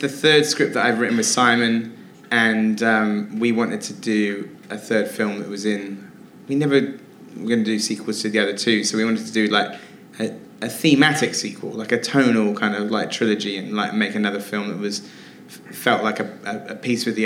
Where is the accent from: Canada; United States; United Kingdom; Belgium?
United Kingdom; Wells, South West England; born or raised there